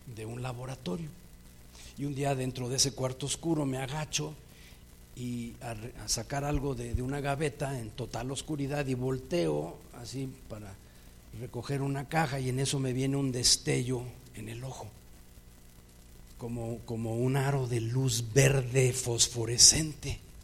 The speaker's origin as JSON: {"language": "Spanish", "region": "Mexico City", "country": "Mexico", "tie": "born or raised there"}